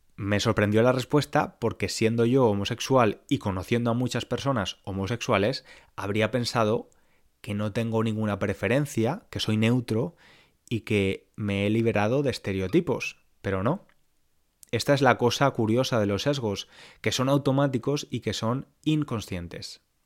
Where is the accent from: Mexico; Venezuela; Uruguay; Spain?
Spain; Valencia, Valencian Community; moved away as an adult; also born or lived in London; Yo hasta 2012 vivía en Valencia, en España, y la mayoría de personas con las que me relacionaba eran como yo, españolas, blancas